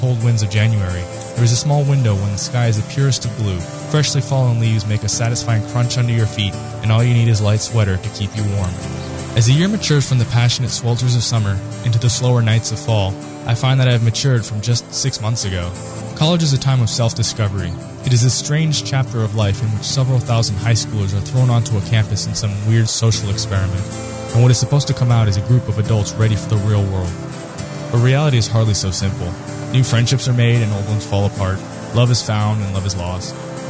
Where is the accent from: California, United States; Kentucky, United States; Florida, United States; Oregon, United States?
Florida, United States; Growing up in South Florida, I never dealt with the cold like I do here.